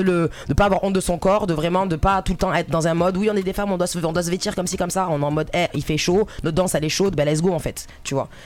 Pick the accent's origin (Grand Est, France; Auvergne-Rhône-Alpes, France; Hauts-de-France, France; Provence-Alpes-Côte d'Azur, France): Provence-Alpes-Côte d'Azur, France; Marseille; moi je suis marseillaise